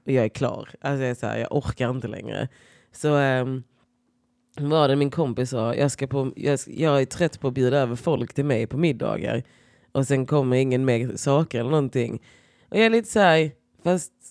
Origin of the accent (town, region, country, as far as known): Skåne, Sweden; now in Stockholm, Sweden